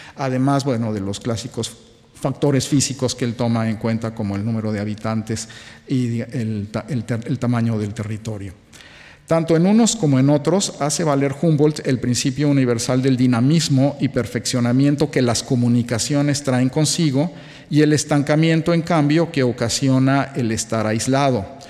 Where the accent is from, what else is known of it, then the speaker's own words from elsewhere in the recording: Mexico; siendo mexicano